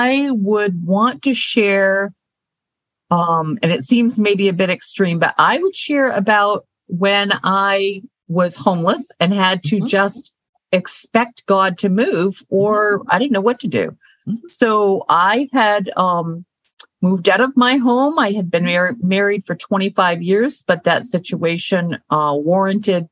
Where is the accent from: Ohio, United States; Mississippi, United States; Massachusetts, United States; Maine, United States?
Maine, United States; moved away; I'm from Maine, so I am a country girl at heart, even though I live in the urban area right now and have for the last 15 years